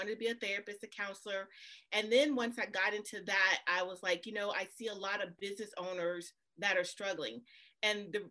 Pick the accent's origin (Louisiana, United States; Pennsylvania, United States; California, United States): Louisiana, United States; New Orleans; I'm originally from New Orleans